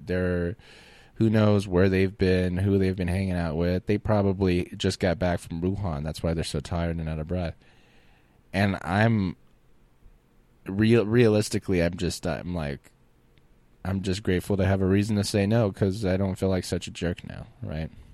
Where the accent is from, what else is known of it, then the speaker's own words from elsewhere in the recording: Florida, United States; moved away; also born or lived in New Orleans, Louisiana / Austin, Texas; I grew up in Florida